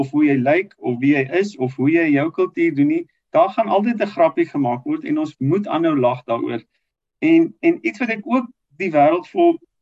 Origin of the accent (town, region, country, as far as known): South Africa